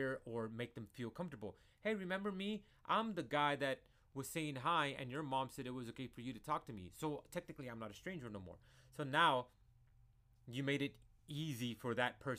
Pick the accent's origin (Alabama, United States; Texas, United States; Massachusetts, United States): Texas, United States; San Antonio; I am a Chicano from San Antonio, Texas